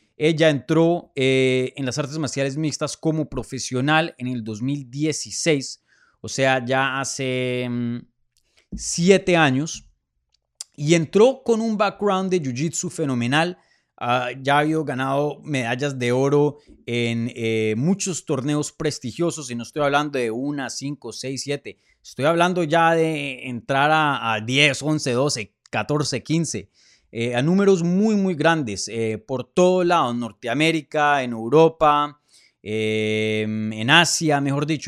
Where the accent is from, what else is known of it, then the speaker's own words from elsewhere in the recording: Colombia; moved away; regresar a mi tierrita